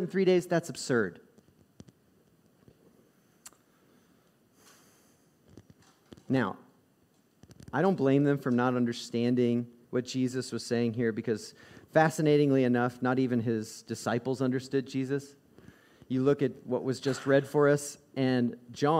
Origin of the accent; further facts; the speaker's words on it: Midwest, United States; also born or lived in the South; I grew up in the South and in the Midwest